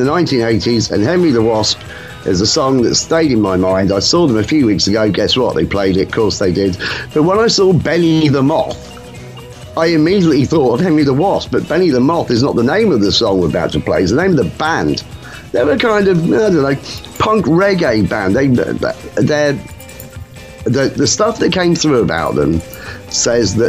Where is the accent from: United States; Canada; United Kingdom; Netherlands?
United Kingdom; England